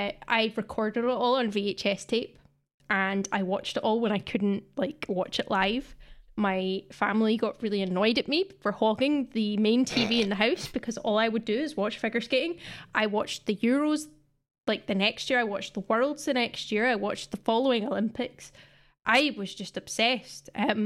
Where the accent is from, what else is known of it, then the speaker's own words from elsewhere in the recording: Scotland, United Kingdom; I don't know if you play Rounders in England, but it's definitely been like a staple of growing up in Scotland.